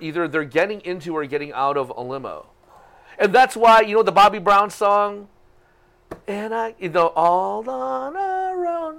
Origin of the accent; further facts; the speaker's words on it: Philippines; I'm a Filipino guy.